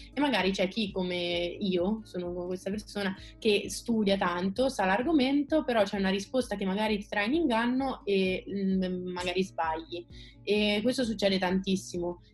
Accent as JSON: {"language": "Italian", "town": "Perugia", "region": "Umbria", "country": "Italy", "moved": "as an adult", "lives_now": "Rome, Italy", "said": "vengo da Perugia e studio medicina"}